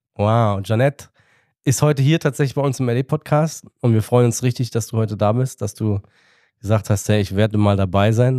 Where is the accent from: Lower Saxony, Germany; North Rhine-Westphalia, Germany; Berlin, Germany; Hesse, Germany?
Hesse, Germany; Darmstadt; Ich bin da geboren